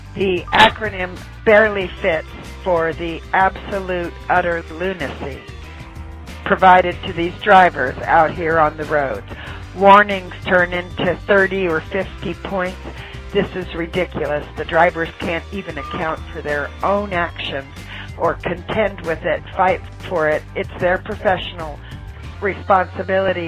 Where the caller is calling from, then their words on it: Atlanta, Georgia, United States; I'm calling from Atlanta, Georgia